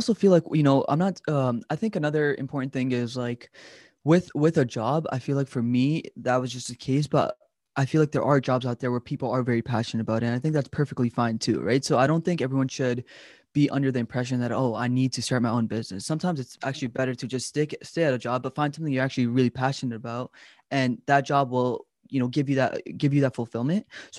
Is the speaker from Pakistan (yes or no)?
yes; Pakistan; I'm like, oh, it's Pakistan. You know, that's my home country.